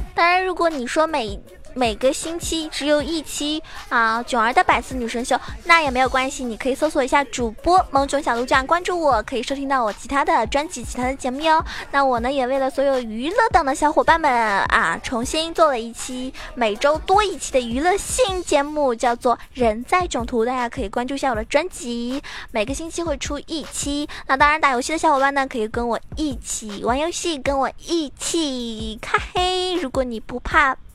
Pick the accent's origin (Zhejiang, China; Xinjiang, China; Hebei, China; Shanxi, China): Zhejiang, China; 作为一个浙江人